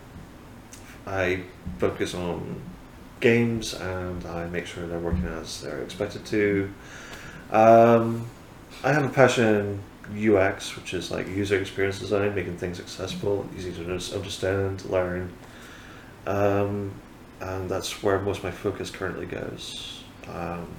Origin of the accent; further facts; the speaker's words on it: Fraserburgh, Scotland, United Kingdom; also born or lived in Lincolnshire / West Sussex; now in Whitby, United Kingdom; I am born in Scotland, yeah. Frisborough up in Aberdeenshire, kind of pretty much not as far north as it can go